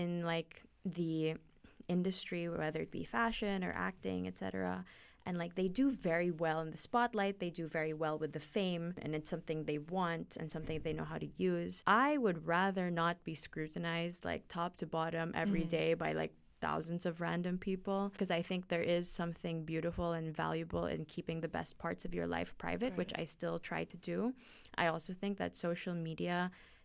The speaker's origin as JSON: {"language": "English", "country": "Philippines", "moved": "as an adult", "lives_now": "Boston, United States", "said": "I'm from the Philippines. I'm a senior here in BU right now"}